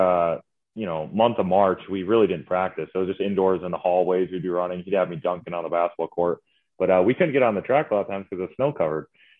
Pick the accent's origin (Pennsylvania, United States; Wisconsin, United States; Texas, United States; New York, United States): Wisconsin, United States; Green Lake; moved away as an adult; So I'm actually from Wisconsin, born and raised in Wisconsin, a small town called Green Lake, Wisconsin. It's actually the deepest lake in Wisconsin. Fun fact. Right. So yeah, I had 900 people in my town.